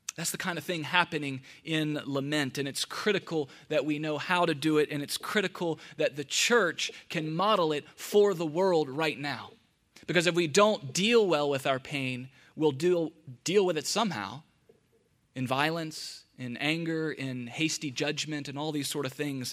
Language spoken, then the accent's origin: English; Atlanta, Georgia, United States; now in Charlotte, United States; Growing up in Atlanta